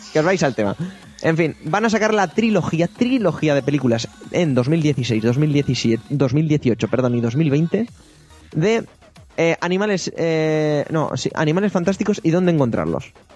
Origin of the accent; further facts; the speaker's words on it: Spain